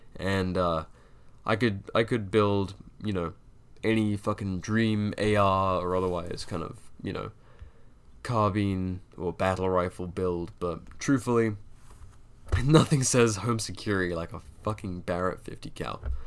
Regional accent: United Kingdom; I'm a Brit, I was taught funny

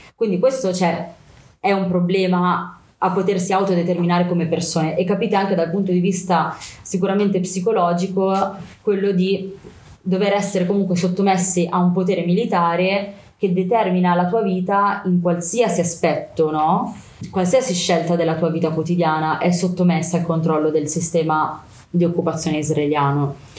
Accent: Milan, Lombardy, Italy; sono nata a Milano eh, da papà palestinese e mamma italiana

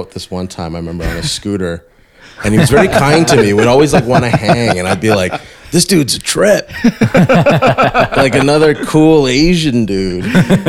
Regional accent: Toronto, Ontario, Canada; I'm from the Burbs. Like I grew up in Scarborough.

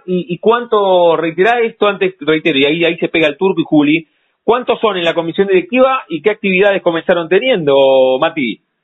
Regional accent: La Plata, Buenos Aires Province, Argentina; de no haber nacido en la ciudad de La Plata, que somos súper platenses nosotros

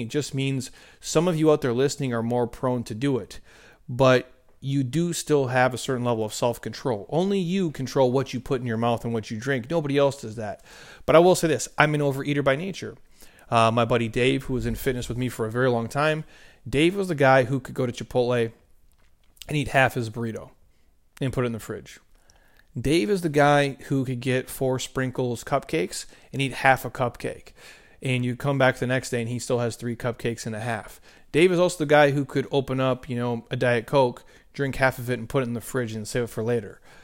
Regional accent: Minnesota, United States; I grew up in the Midwest

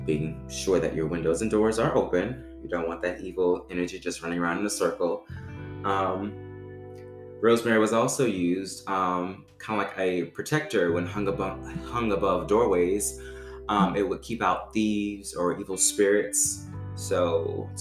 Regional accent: Baton Rouge, Louisiana, United States; moved away; I'm from Louisiana originally. Shout out to Baton Rouge. That's where I'm from

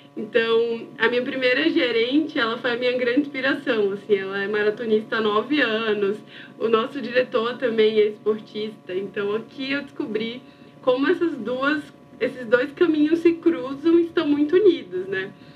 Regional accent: Maceió, Alagoas, Brazil; moved away as an adult; now in São Paulo, Brazil; eu nasci em Maceió e morei a vida inteira lá. Em 2019, eu mudei para São Paulo

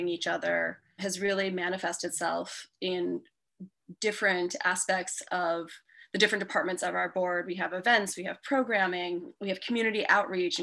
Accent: New York, United States; also born or lived in Los Angeles / Toronto, Canada; now in Austin, United States; I'm from New York originally, and I lived in Los Angeles for a few years and in Canada.

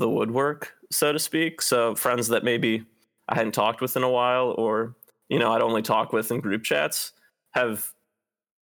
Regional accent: Cleveland, Ohio, United States; moved away as an adult; now in Seattle, United States; I'm from Cleveland, which is part of the Midwest

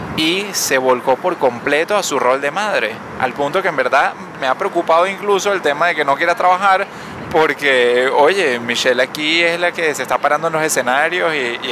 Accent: Caracas, Capital District, Venezuela; also born or lived in New York; now in Miami, United States; caraqueña como nosotros

